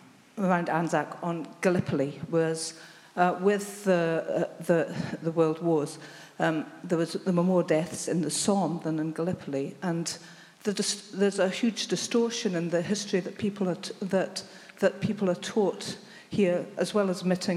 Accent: Scotland, United Kingdom; now in New Zealand; I was brought up in Scotland

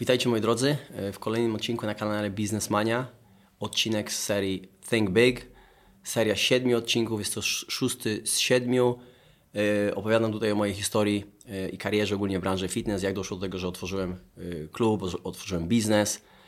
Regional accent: Dąbrowa Tarnowska, Lesser Poland, Poland; moved away as an adult; also born or lived in England; Pochodzę z Dąbrowy Tarnowskiej, tam jest mój dom rodzinny.

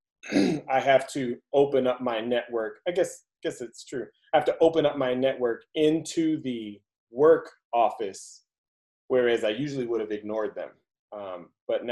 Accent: Chicago, Illinois, United States; also born or lived in California; now in Pflugerville, United States; I'm from Chicago

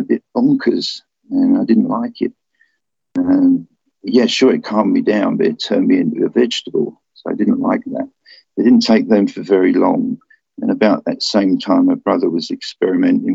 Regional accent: London, United Kingdom; moved away as an adult; also born or lived in Philippines; I'm a Londoner.

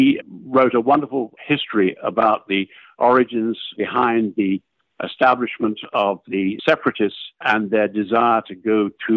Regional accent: United Kingdom; moved away as an adult; now in Massachusetts, United States; I was born in the United Kingdom in 1942

